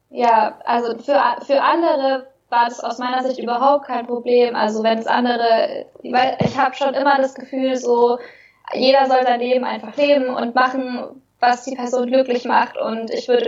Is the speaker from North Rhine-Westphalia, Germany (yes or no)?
no; Bavaria, Germany; ich bin in Oberbayern groß geworden, in einem kleinen Dorf.